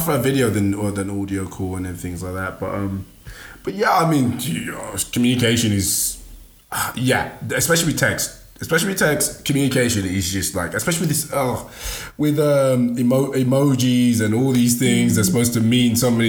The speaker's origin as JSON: {"language": "English", "country": "Nigeria", "second_language": "English", "said": "I'm Nigerian, so I spoke it. It wasn't my first language"}